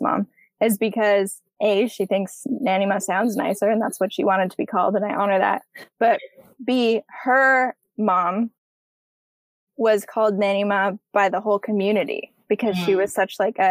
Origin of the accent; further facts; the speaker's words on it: Canada; I'm culturally Canadian and I have nothing else